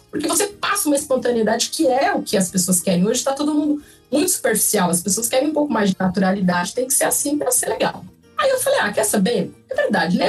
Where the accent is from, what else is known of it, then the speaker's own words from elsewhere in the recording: São Paulo, Brazil; also born or lived in Rio Claro; Eu nasci em São Paulo, a minha família é de São Paulo, do interior de São Paulo.